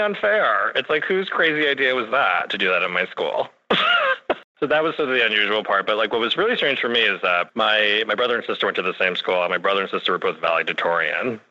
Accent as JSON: {"language": "English", "town": "Reading", "region": "Pennsylvania", "country": "United States", "tie": "born or raised there", "said": "I'm from the town of Reading, Pennsylvania"}